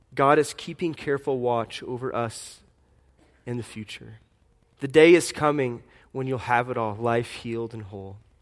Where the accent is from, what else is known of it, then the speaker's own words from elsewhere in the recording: Fort Wayne, Indiana, United States; I was born in Fort Wayne, Indiana in 1983